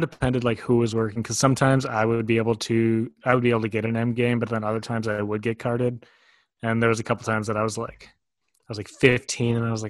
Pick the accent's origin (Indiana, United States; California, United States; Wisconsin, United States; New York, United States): Wisconsin, United States; Weston; Wausau, which is the bigger city that is by my hometown.